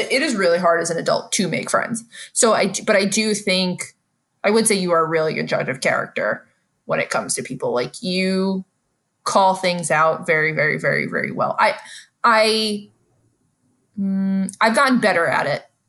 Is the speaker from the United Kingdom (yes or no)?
no; New York City, New York, United States; my foundation as a New Yorker has helped me be good at reading people